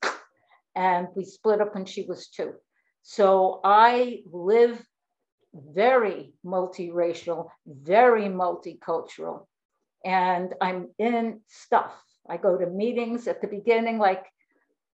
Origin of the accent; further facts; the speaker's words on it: New York, United States; moved away as an adult; also born or lived in Florida; now in Fort Lauderdale, United States; I'm from New York. I now live in Florida